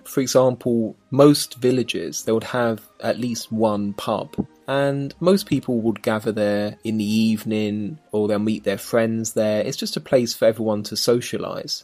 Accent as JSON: {"language": "English", "region": "London", "country": "United Kingdom", "tie": "born or raised there", "said": "where I was born in South London, it's only half an hour drive to central London"}